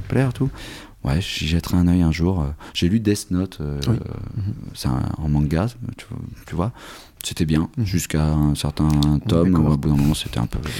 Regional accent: Normandy, France; also born or lived in Canada / South Africa; Je suis né en Normandie, on, avait, on était à la campagne

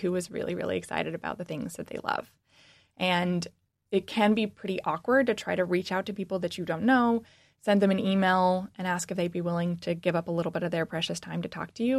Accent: Washington, United States; moved away as an adult; now in Michigan, United States; I'm actually from the West Coast. I grew up in Washington

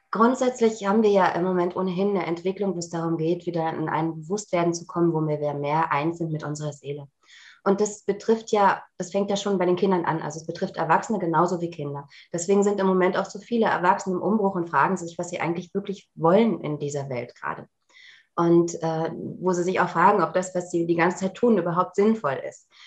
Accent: Berlin, Germany; ich komme ja aus Berlin, ähm, bei, bei mir so die ESO-Läden, die ich kannte, aufgesucht

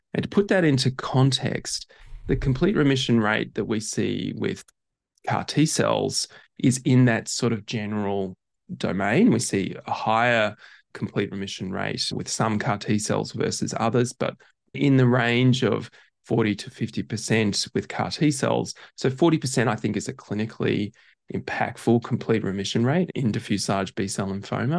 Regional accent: Brisbane, Queensland, Australia; moved away as an adult; also born or lived in Perth; now in Melbourne, Australia; I grew up in Brisbane, went to medical school in Perth

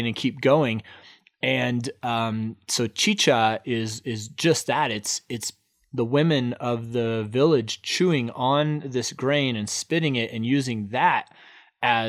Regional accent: Oklahoma, United States; accent: Oklahoma; my Oklahoma accent

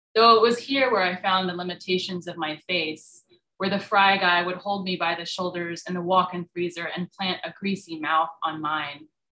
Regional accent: California, United States; moved away as an adult; also born or lived in Durham, North Carolina; I grew up in California. Like, why would I have an accent?

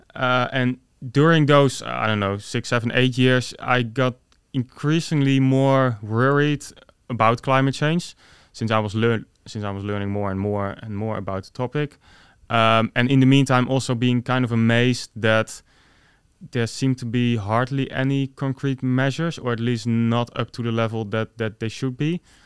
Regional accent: Netherlands; I was born in the Netherlands

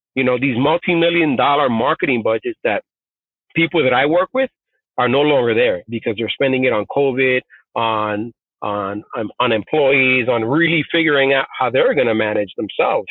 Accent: New York City, New York, United States; first language Spanish; English is a second language; also born or lived in Puerto Rico / South Bronx; I grew up in the rough streets of Bushwick, Brooklyn, moved to the South Bronx to a housing project

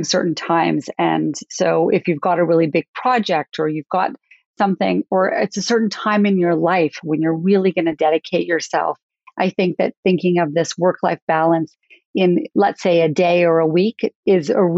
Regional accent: Calgary, Alberta, Canada; I loved growing up in Calgary

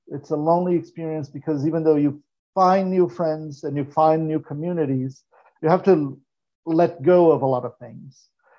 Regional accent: Santos, São Paulo, Brazil; And I was in Brazil, I was born in Santos, I was raised in Santos, and then I moved to São Paulo.

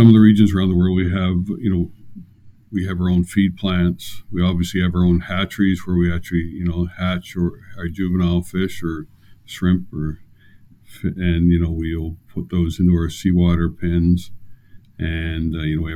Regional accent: St. George, New Brunswick, Canada; also born or lived in Blacks Harbour, New Brunswick; I was born in Blacks Harbour and grew up in Charlotte County, St. George area

